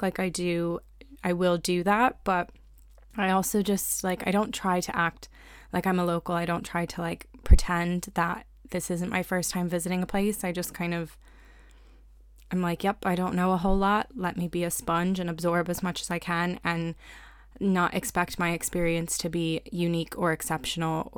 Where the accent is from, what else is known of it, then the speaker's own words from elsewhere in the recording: Hershey, Pennsylvania, United States; I grew up near Hershey, Pennsylvania